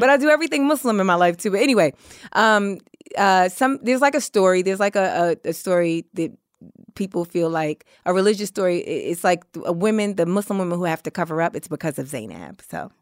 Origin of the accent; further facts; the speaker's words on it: New York, United States; I grew up in Harlem.